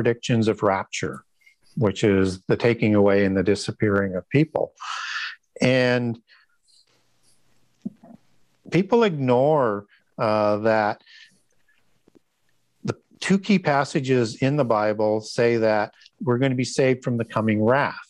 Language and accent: English; Canada; I'm from Canada